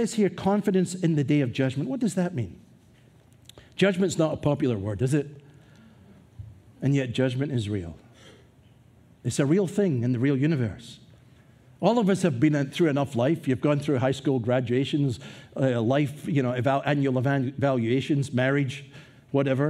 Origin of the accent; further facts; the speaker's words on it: Scotland, United Kingdom; moved away; as a young man growing up in Scotland